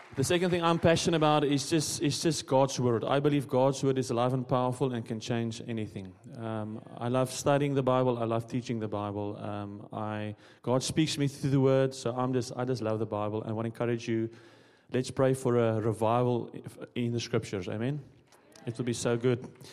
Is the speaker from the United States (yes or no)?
no; South Africa; moved away as an adult; I'm also from South Africa